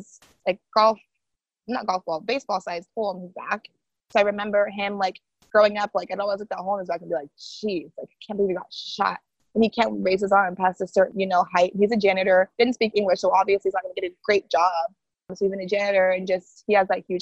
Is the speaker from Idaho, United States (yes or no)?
yes; Boise, Idaho, United States; first language Haitian Creole; English is a second language; moved away as an adult; now in East Coast, United States; born and raised in Boise, Idaho.